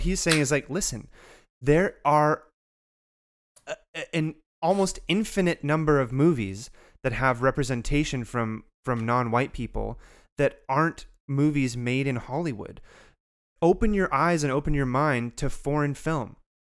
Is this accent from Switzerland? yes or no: no; Canada; despite being a Canadian